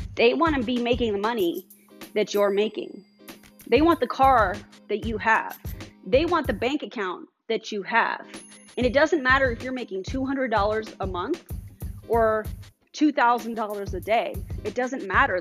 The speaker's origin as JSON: {"language": "English", "town": "Colorado Springs", "region": "Colorado", "country": "United States", "said": "I was from Colorado Springs."}